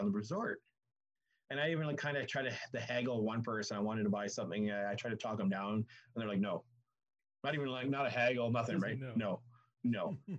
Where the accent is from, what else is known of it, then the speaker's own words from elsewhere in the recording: Canada; I'm from Canada